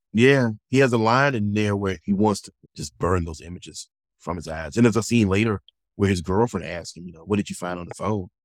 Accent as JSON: {"language": "English", "area": "the South", "region": "Virginia", "country": "United States", "tie": "born or raised there", "said": "I'm a Southerner. I was born in the South, was raised in the South"}